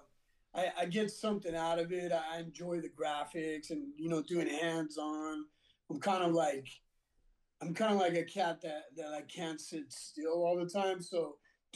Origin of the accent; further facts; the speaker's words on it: Whittier, California, United States; also born or lived in Montebello, California; I was born in Montebello. I was raised in Whittier